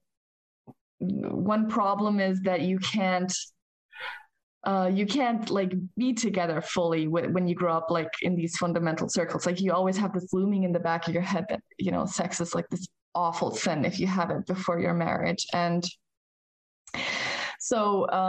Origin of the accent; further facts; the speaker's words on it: United States; moved away as an adult; now in Germany; We grew up in the States as kids with my parents. And when I turned 21, I had to leave the United States